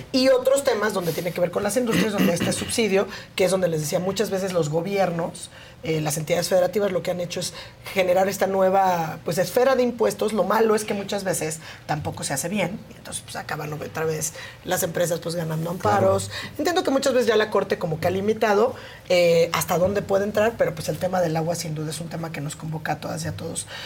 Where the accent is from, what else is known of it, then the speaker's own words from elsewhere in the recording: Oaxaca, Mexico; yo soy de Oaxaca